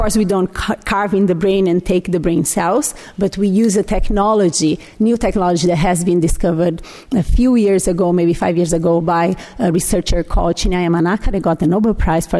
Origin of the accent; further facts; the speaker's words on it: Brazil; English is a second language; moved away as an adult; I'm Brazilian. I was born in Brazil